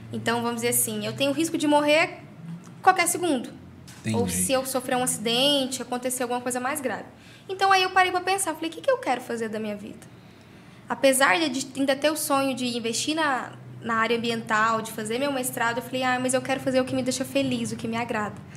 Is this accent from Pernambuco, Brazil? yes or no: no; Caldas Novas, Goiás, Brazil; nasci aqui em Caldas Novas